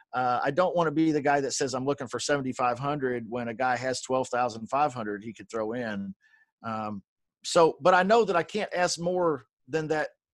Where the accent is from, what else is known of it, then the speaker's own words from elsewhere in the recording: Kentucky, United States; I was born in Kentucky